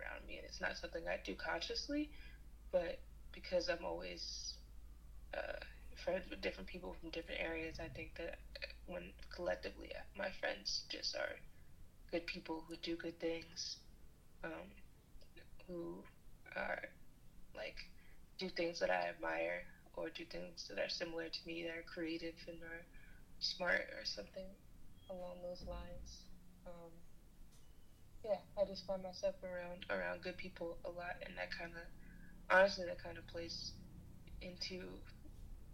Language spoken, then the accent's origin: English; New York City, New York, United States; I am from New York, from Brooklyn, New York, born and raised